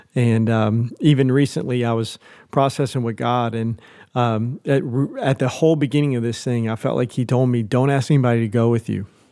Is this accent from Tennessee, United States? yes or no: yes; Nashville, Tennessee, United States; moved away as an adult; also born or lived in Sulphur Springs, Texas; now in Cincinnati, United States; I'm from Nashville, Tennessee originally.